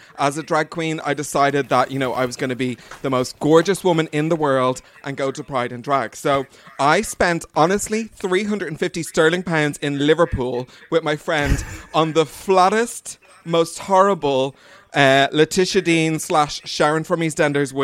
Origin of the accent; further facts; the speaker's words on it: Dublin, Leinster, Ireland; we're two bitches from Dublin